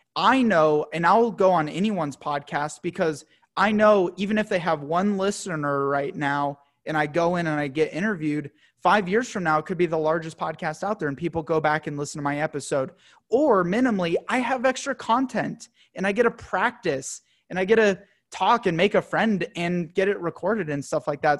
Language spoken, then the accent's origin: English; United States; a young, proud, you know, American dude